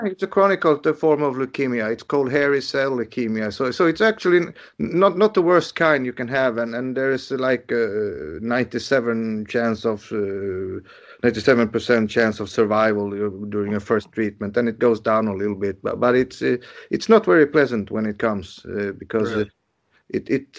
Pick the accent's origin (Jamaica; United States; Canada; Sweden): Sweden; I was born in January and that this was my first encounter with the world. You know, the dark, cold Sweden